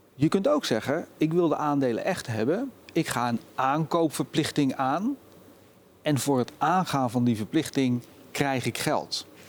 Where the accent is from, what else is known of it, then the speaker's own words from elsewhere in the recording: Netherlands; We zijn Nederlanders